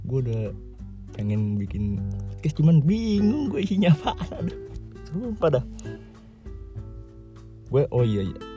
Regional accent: Bogor, West Java, Indonesia; also born or lived in Purwokerto; gue tuh lahir gue di Purwokerto di Banyumas cuman berapa bulan doang terus gue abis itu pindah ke Bogor di Dermaga Pratama no pertamanya gue di Bogor ada di Cibadak terus kelas 5 SD baru dah pindah ke sini ke Ciampea

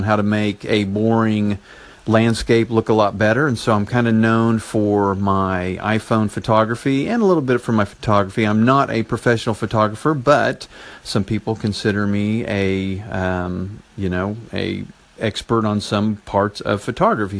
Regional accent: Enid, Oklahoma, United States; So my hometown is Enid, Oklahoma

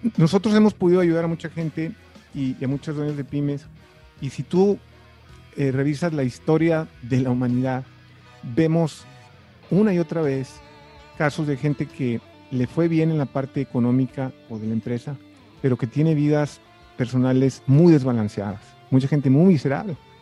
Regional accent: Tuxtla Gutiérrez, Chiapas, Mexico; also born or lived in Mexico City; tuga Tura Gutiérrez, que es donde yo me crié

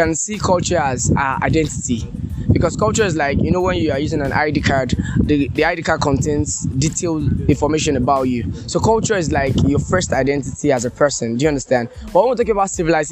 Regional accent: Nigeria; as an African and as a Nigerian

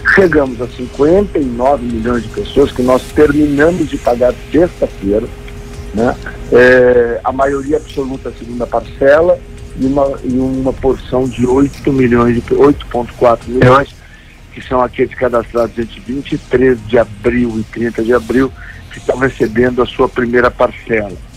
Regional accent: Rio Grande do Sul, Brazil; Eu, como gaúcho

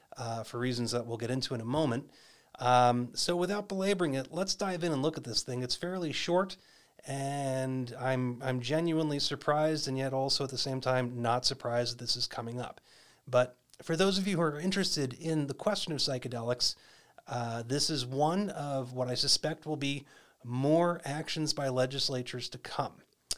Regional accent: Arizona, United States; also born or lived in California; here in my home state of Arizona, which has also been mostly historically conservative

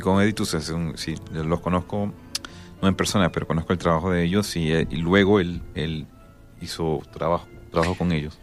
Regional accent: Panama; yo soy de Panamá, soy panameño.

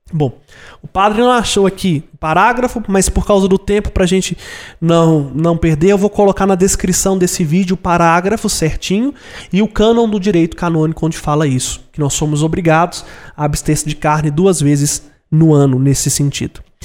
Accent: Brazil; eu nunca saí do Brasil

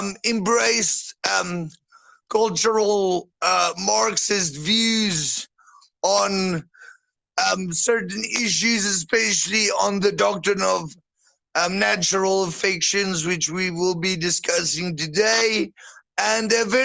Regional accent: South Africa; I'm a boer from South Africa, but my ancestry is predominantly German

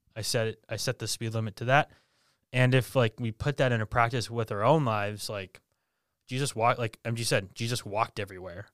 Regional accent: Bedford, New Hampshire, United States; I born and raised in Bedford, New Hampshire

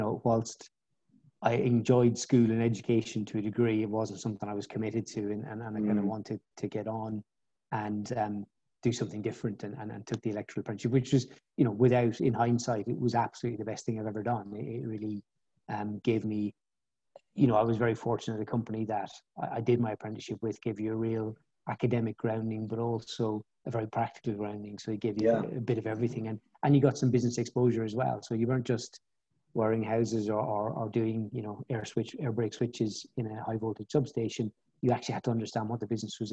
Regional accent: Ireland; moved away as an adult; also born or lived in Bristol; I grew up in Southern Ireland and did my Leaving Cert, which is the A-level equivalent in Ireland.

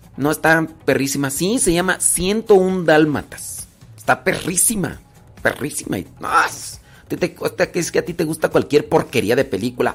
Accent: Rancho de los Órganos, Guanajuato, Mexico; also born or lived in Acámbaro, Guanajuato; Yo, soy de Acámbaro, de ahí nací, en Acámbaro, Guanajuato, aunque crecí en el rancho de los órganos, Guanajuato.

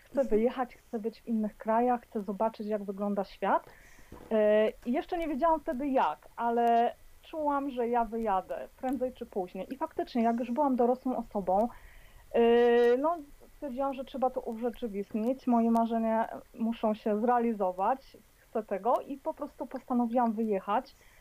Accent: Poland; moved away as an adult; now in Edinburgh, United Kingdom; wyjechałam z Polski E, no ponad 20 lat temu

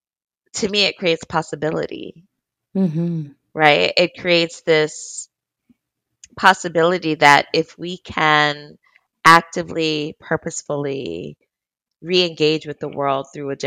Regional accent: New Jersey, United States; I grew up in South Jersey, a little bit in suburbia

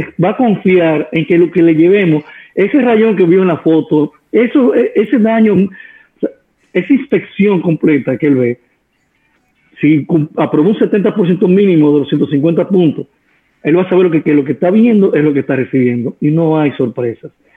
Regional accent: Dominican Republic; Somos dominicanos

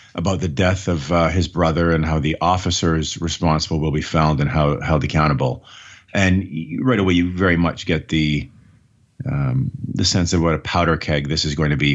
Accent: Canada; as a Canadian

